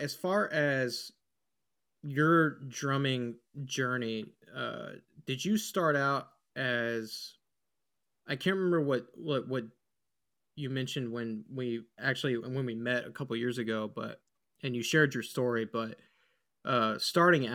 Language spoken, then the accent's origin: English; Texas, United States; growing up in Texas, they take the arts pretty seriously.